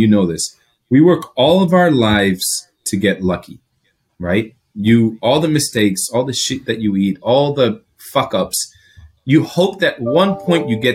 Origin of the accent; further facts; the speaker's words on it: Greece; first language Greek; English is a second language; also born or lived in Chicago, United States; now in United States; I'm Greek. That's my home, right? That's my first language. It's my native tongue.